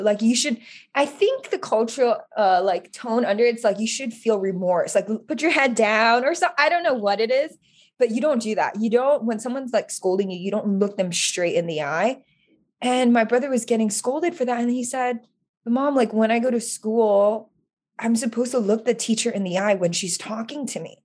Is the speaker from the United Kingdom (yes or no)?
no; Oahu, Hawaii, United States; now in California, United States; I grew up in, born and raised in Oahu